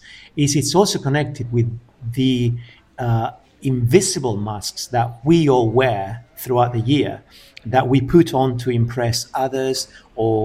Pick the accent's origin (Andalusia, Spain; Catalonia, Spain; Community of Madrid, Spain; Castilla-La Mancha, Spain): Andalusia, Spain; I remember when I was growing up in a small town here in Andalusia back in the 80s